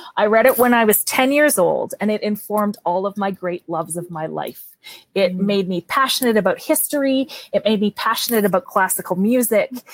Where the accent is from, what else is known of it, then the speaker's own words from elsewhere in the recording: Canada; accent: Canadian; my Canadian accent